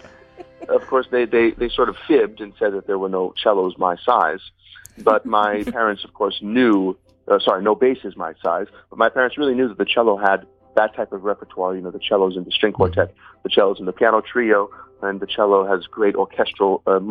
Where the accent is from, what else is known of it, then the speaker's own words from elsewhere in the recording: Seattle, Washington, United States; I grew up in Seattle, Washington